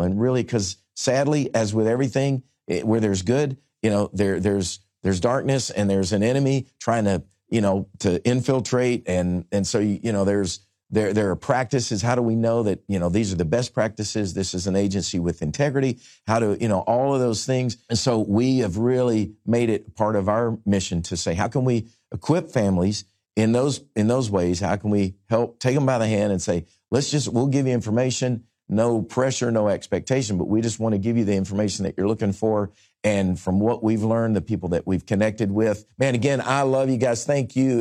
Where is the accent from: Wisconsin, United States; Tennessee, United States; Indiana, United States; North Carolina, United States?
Tennessee, United States; Nashville; my hometown here in Nashville